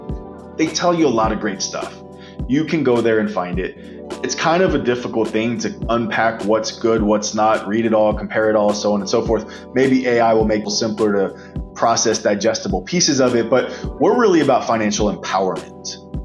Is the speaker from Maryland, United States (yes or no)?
yes; Baltimore, Maryland, United States; But I'm also a huge Ravens fan. I'm from Baltimore.